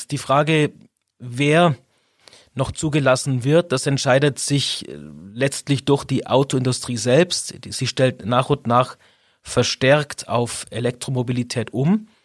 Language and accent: German; Augsburg, Bavaria, Germany; also born or lived in Illertissen; Ich bin 45 Jahre alt, in Illertissen geboren, weil meine Eltern dort zufälligerweise vor 45 Jahren gewohnt haben, bin aber Augsburger durch und durch, habe in Augsburg studiert